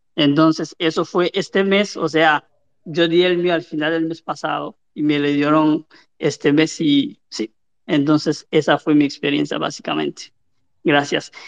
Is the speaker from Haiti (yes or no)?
yes; Cap-Haïtien, Nord, Haiti; yo soy de Cabo